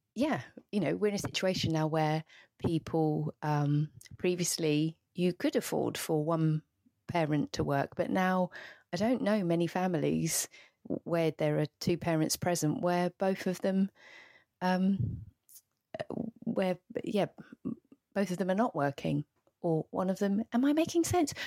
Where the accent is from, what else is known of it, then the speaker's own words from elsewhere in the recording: the Southeast, South East England, United Kingdom; I grew up in the Southeast